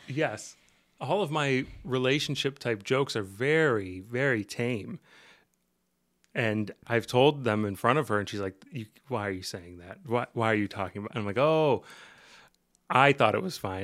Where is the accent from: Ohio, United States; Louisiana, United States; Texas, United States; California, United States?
Ohio, United States; moved away as an adult; also born or lived in Portland / Seattle; I'm from Ohio